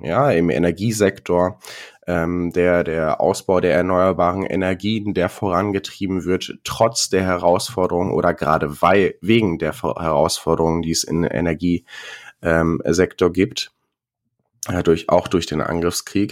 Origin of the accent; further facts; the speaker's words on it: Ruhr area, North Rhine-Westphalia, Germany; ich komme aus dem Ruhrgebiet